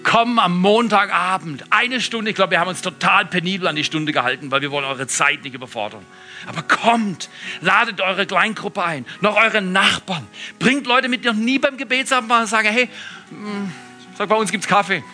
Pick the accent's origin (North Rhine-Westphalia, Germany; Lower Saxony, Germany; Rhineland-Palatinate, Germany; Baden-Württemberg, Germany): Baden-Württemberg, Germany; Freiburg im Breisgau; now in Todtmoos, Germany; Als Freiburger